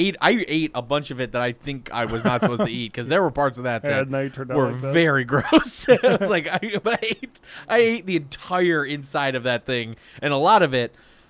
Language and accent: English; Muskegon, Michigan, United States; I grew up in Michigan.